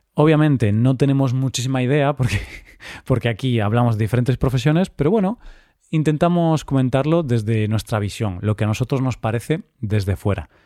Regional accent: Vigo, Galicia, Spain; de mi ciudad, de Vigo, de mi ciudad natal

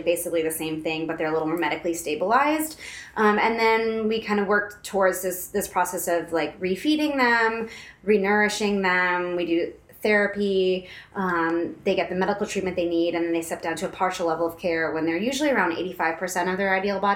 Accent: East Coast, United States; moved away as an adult; now in Colorado, United States; I am originally from the East Coast, and I came out to Colorado for graduate school

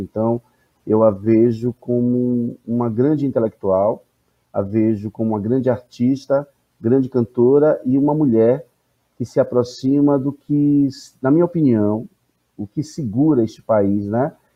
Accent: Salvador, Bahia, Brazil; Eu sou de Salvador, é eu sou de Salvador, que para mim é recôncavo também

